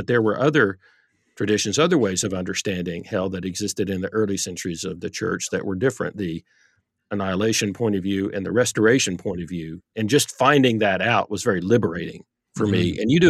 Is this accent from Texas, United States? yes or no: yes; Texas, United States; Yeah, when I was growing up, I grew up in Texas in the Bible Belt. And so I'm coming of age in the 70s